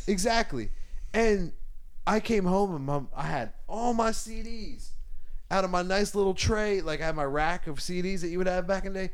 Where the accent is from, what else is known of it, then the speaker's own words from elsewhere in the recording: Charleston, South Carolina, United States; growing up in Charleston, South Carolina.